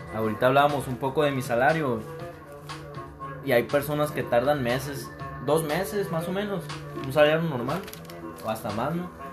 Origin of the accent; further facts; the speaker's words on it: Hermosillo, Sonora, Mexico; Soy un joven de 23 años de Hermosillo, Sonora